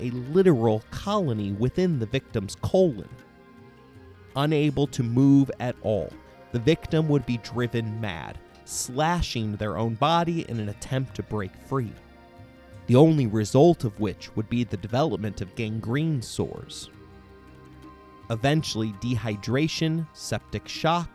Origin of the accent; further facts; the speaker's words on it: United States; I live a middle-class lifestyle in America